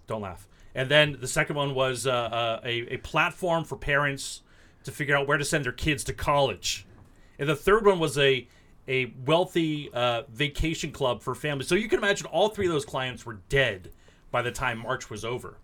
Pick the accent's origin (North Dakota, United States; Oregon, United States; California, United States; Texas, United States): California, United States; San Diego; also born or lived in Washington, D.C.; I'm from San Diego